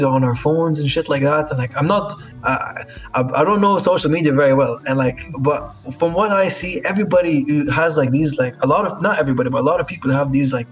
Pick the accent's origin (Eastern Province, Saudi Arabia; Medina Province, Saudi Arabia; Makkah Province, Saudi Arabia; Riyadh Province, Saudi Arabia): Makkah Province, Saudi Arabia; Jeddah; I was growing up in Saudi, which is where I'm from Jeddah